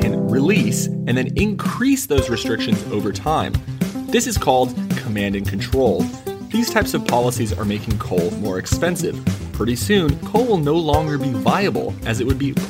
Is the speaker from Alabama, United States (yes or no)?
no; California, United States; Most of this is in California, my home state.